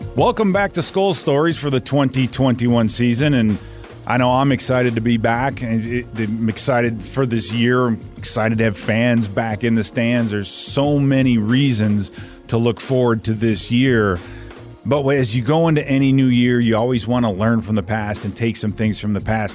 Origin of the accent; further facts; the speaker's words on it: Chicago, Illinois, United States; growing up in Chicago in the eighties